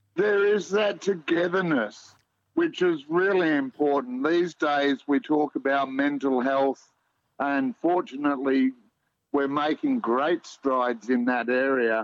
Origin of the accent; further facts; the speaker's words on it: Melbourne, Victoria, Australia; moved away as an adult; now in Perth, Australia; I grew up in Melbourne, eldest of four kids